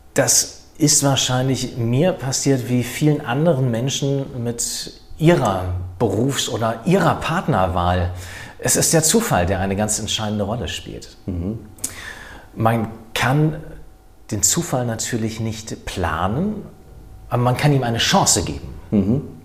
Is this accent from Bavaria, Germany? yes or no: no; Wiesbaden, Hesse, Germany; Ich bin ja aus Wiesbaden, von daher bin ich mit der Nähe des Rheingaus aufgewachsen